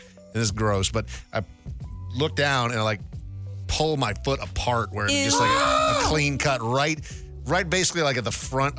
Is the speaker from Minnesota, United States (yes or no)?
yes; Minnesota, United States; growing up in Minnesota